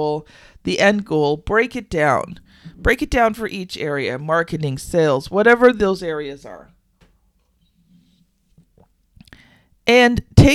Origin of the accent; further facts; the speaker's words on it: Canada; I am Canadian